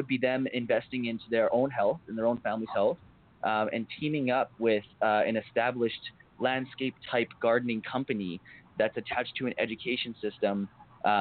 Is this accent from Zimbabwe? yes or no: no; Port Coquitlam, British Columbia, Canada; I'm from Port Coquitlam, and I was working with the city of Port Coquitlam and the youth coordinator in POCO, someone I grew up around